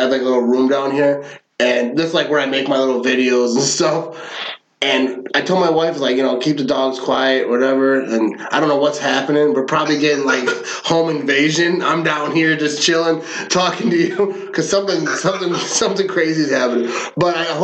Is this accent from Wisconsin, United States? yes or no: yes; Green Bay, Wisconsin, United States; I grew up in Green Bay. I was born in Green Bay.